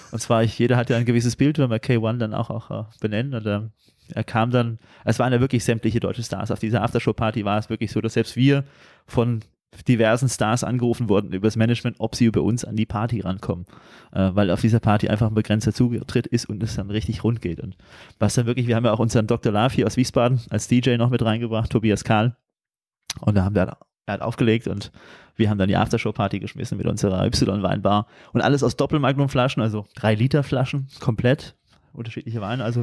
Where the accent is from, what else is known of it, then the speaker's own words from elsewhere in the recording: Turkey; Als Türke ist ja immer wichtig, auch ein bisschen Schinken anzubieten